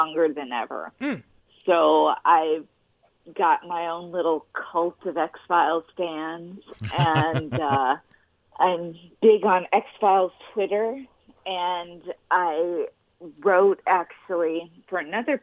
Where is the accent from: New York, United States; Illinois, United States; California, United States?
California, United States; Los Angeles; I was raised in Los Angeles